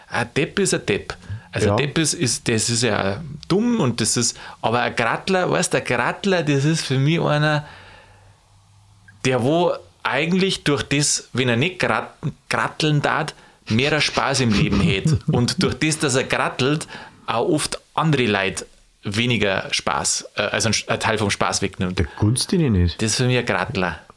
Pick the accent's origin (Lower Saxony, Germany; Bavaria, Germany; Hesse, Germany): Bavaria, Germany; In Berlin zünden sie Stodo, bei uns in Bayern